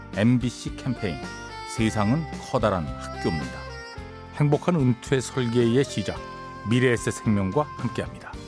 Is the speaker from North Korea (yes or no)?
no; Harbin, Heilongjiang, China; Korean is a second language; moved away as an adult; now in Ilsan, South Korea; 원래 고향은 중국 할빈이에요